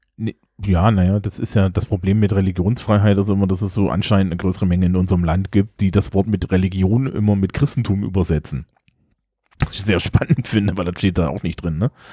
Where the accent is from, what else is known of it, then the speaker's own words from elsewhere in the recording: East Germany, Germany; als Ostdeutscher an der Stelle sagen, ne? Ich komme aus Landstrichen, die sind über sechzig Prozent säkular